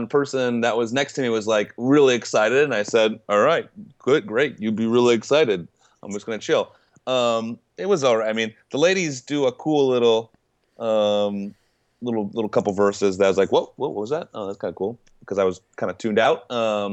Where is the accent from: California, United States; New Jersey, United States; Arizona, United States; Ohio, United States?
Ohio, United States; Cleveland; Cleveland, my hometown where I grew up